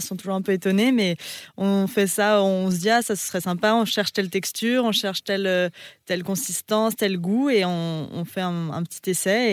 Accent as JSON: {"language": "French", "area": "Savoy", "region": "Auvergne-Rhône-Alpes", "country": "France", "said": "moi je suis savoyarde"}